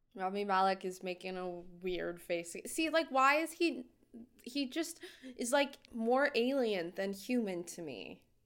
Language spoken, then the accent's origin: English; Idaho, United States; I'm from Idaho